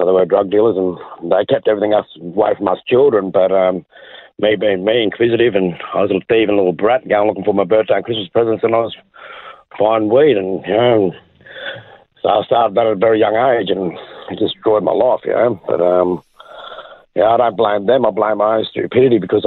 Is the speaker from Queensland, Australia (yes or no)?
yes; Brisbane, Queensland, Australia; I was born in Brisbane, Queensland, Australia. Lived there most of my life